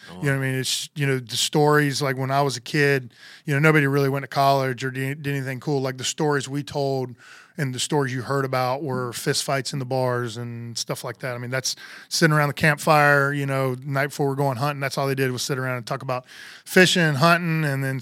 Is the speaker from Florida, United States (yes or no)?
yes; Homestead, Florida, United States; born there; Uh, I was born in Homestead, Florida, which is down south of Miami.